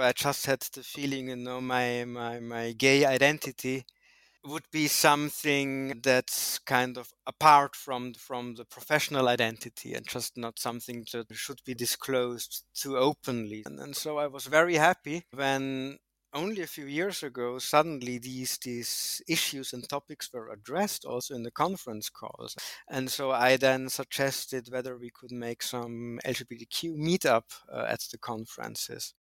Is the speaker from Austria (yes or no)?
yes; Austria; moved away as an adult; also born or lived in Switzerland / Netherlands; now in Berlin, Germany; I grew up in the mountains in Austria, studied in Switzerland, did a PhD in the Netherlands, and ended up in Berlin, Germany six years ago.